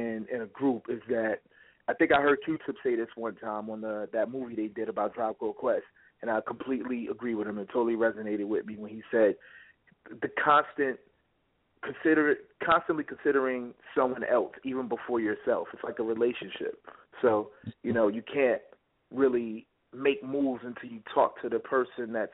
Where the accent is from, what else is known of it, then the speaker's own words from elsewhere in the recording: Tuscaloosa, Alabama, United States; now in New York, United States; I was born out there in Tuscaloosa